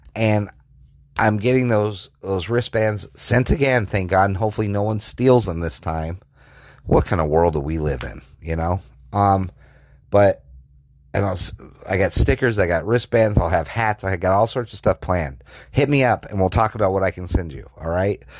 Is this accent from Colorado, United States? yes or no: yes; Colorado, United States; I grew up in Colorado